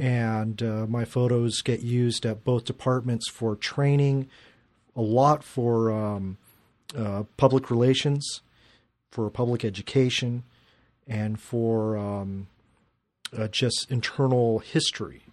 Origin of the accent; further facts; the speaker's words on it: Glendale, United States; I grew up in Glendale and, uh, was shooting for the Glendale newspaper